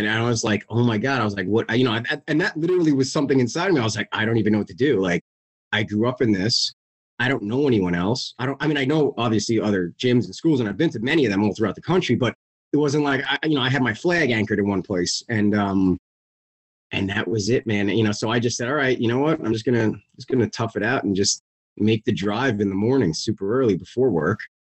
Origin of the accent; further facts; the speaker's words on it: Plainview, New York, United States; moved away as an adult; now in New Jersey, United States; I grew up in Plainview, Long Island, have a brother and a sister. I'm the youngest in the family. And just recently moved out to New Jersey.